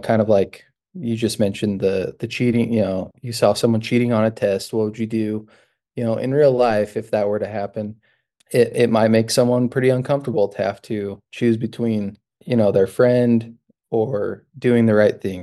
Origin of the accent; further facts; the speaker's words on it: Utah, United States; moved away as an adult; also born or lived in New Mexico; now in Michigan, United States; I'm originally from Utah.